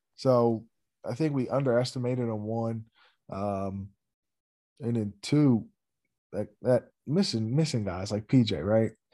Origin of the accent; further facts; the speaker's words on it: Steelton, Pennsylvania, United States; I grew up in Stilton, you know, it's fifteen, twenty miles away